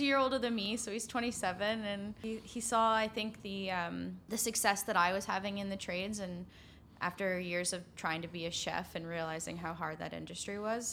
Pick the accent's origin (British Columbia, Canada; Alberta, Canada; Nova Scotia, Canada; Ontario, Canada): Ontario, Canada; Guelph; I'm from Guelph